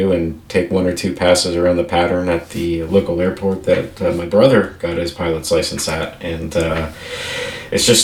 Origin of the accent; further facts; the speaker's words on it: Northwest New Jersey, United States; moved away; I originally am a Jersey boy, so I grew up in Jersey